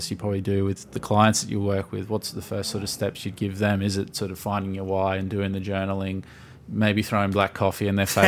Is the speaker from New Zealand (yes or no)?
no; Australia; we're Australian. How dare you?